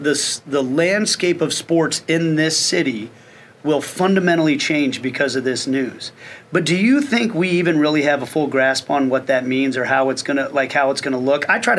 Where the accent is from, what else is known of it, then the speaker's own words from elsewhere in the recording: Kansas City, United States; my hometown team